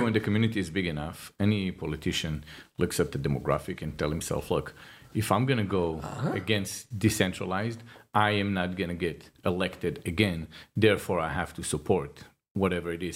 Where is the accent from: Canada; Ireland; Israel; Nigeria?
Israel; now in United States; I'm from Israel